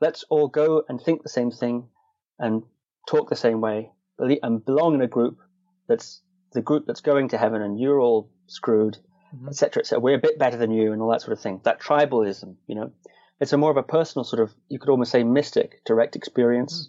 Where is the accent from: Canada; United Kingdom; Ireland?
United Kingdom; Shetland Islands, Scotland; I was born in Scotland, and I grew up on the Shetland Islands.